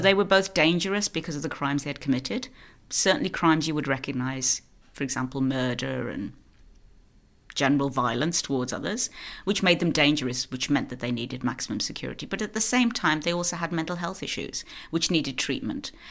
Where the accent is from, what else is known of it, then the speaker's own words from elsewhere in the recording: United Kingdom; moved away as an adult; now in Norway; So I am British. I'm living in Norway. I've been here 14 years